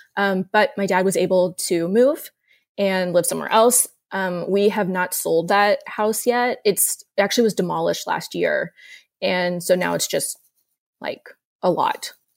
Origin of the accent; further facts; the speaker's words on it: Houston, Texas, United States; I grew up in Meyerland. Uh, my family moved there in the nineties when I was little